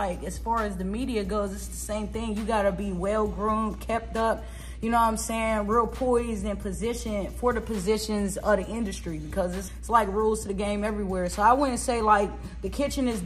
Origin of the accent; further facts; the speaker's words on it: Pittsburgh, Pennsylvania, United States; Originally, I'm from Pittsburgh, Pennsylvania. I'm from the city of Pittsburgh. I'm from the streets of the Hill